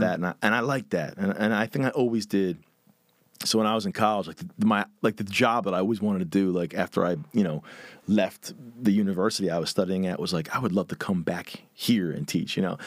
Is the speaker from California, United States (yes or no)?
no; Philadelphia, Pennsylvania, United States; I grew up, um, right on the border of, like, Northeast Philly and Huntington Valley